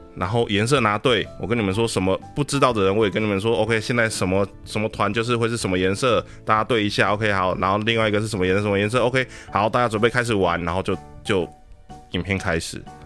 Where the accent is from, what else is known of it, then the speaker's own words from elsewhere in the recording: Taiwan; 我们台湾这边